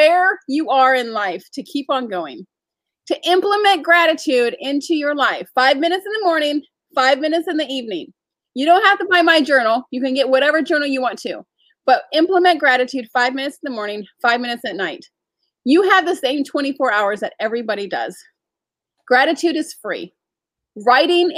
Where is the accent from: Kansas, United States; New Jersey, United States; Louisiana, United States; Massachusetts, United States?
New Jersey, United States; accent: Jersey; now in Charlotte, United States; my Jersey accent